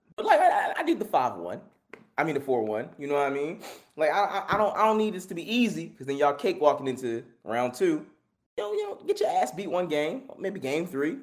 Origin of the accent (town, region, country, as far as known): Philadelphia, Pennsylvania, United States; born or raised there